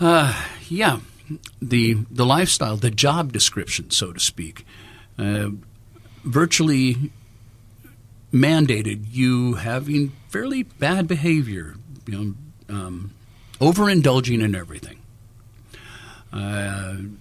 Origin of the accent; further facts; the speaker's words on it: Los Angeles, California, United States; Born and raised in Los Angeles as a musician